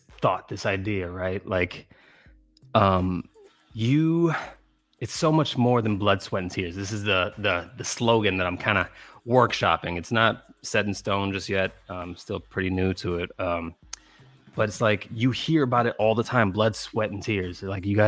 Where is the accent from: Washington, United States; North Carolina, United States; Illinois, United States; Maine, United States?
Illinois, United States; Chicago; I'm from Chicago